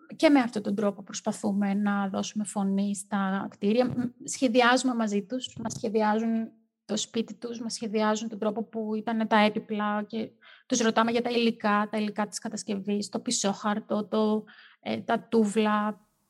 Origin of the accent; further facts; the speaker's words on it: Greece; είμαστε Έλληνες